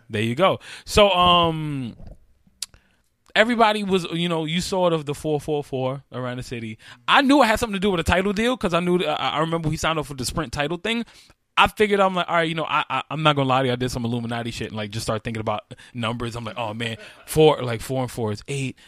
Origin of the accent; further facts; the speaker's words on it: New York, United States; I'm from New York.